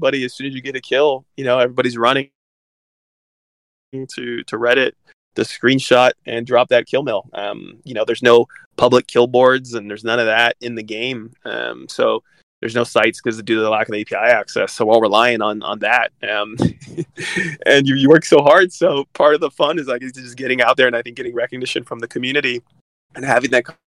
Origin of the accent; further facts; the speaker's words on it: California, United States; I'm from California